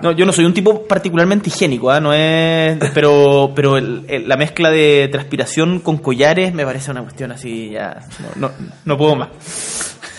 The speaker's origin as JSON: {"language": "Spanish", "region": "Magallanes and Chilean Antarctica", "country": "Chile", "tie": "born or raised there", "said": "yo soy magallánico, nacido y criado"}